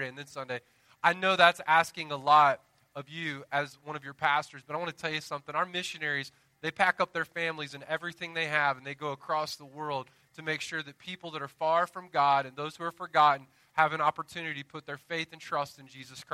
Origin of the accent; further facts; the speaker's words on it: the South, United States; I'm from the South